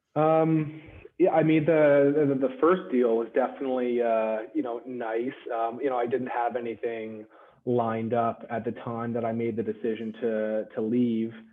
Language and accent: English; Victoria, British Columbia, Canada; I'm born and raised in Victoria